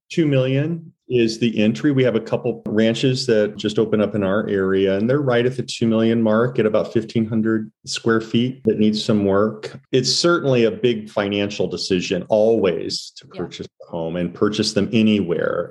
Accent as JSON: {"language": "English", "town": "St. Louis", "region": "Missouri", "country": "United States", "tie": "born or raised there", "also_born_or_lived": "San Francisco / New York", "moved": "yes", "lives_now": "Santa Barbara, United States", "said": "I'm from Missouri"}